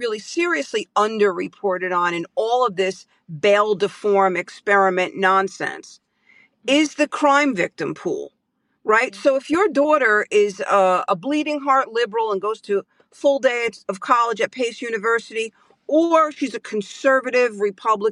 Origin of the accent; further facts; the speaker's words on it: New York City, New York, United States; I'm a New Yorker, born and raised in Brooklyn, New York